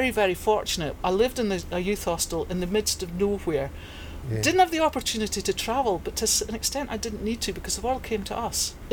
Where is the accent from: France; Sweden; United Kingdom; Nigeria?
United Kingdom; England; I'm English, so he can play for England.